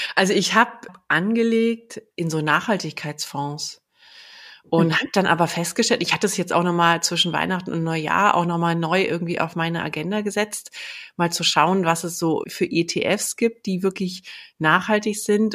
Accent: Berlin, Germany; ich bin ja in, in Ostberlin geboren.

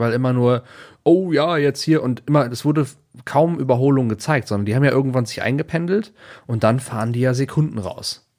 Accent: near Aachen, North Rhine-Westphalia, Germany; ich komme ja, ähm, ich bin ja in der Nähe von Aachen zur Schule gegangen

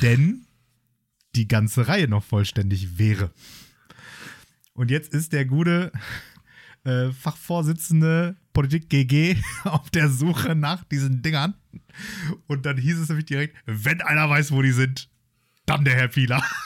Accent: Germany; als Deutsche

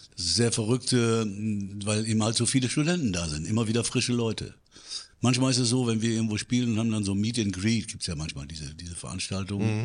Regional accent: Münster, North Rhine-Westphalia, Germany; ich komme aus Münster

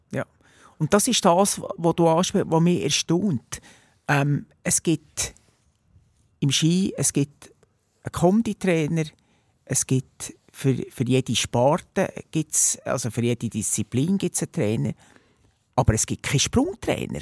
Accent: Bernese Oberland, Switzerland; gebürtiger Berner Oberländer

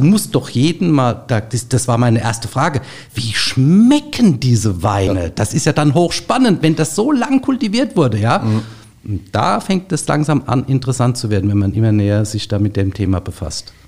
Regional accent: Gundheim, Rhineland-Palatinate, Germany; Ich komme aus Gundheim in Rheinhessen

